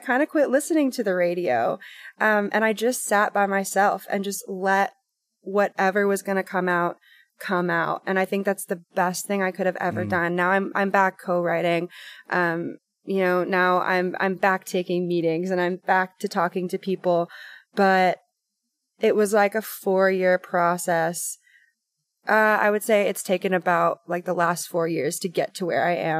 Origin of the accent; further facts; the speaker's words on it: Hot Rock, Tennessee, United States; I grew up in Hot Rock, Tennessee, on a 30-acre farm, was homeschooled, just me and my mom and my sister.